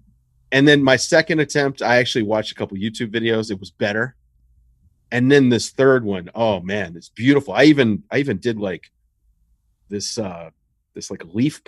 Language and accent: English; the South, United States; I mean, I grew up in the South, but far enough north that I got WWF and NWA.